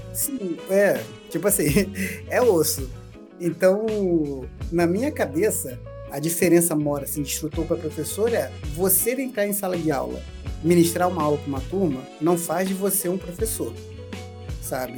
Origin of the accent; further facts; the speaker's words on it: Brazil; Eu sou de Campo Grande